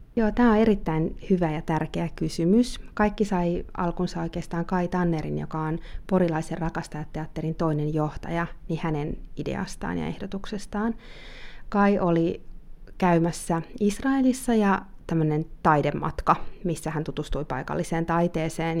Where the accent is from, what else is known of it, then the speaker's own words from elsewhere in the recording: Helsinki, Uusimaa, Finland; moved away; also born or lived in Spanish-speaking countries; Eli olen syntynyt Helsingissä ja äitini on suomalainen ja isäni on Kolumbiasta ja oon saanut myös elää paljon espanjankielisissä maissa elämäni aikana. Tällä hetkellä asun Helsingissä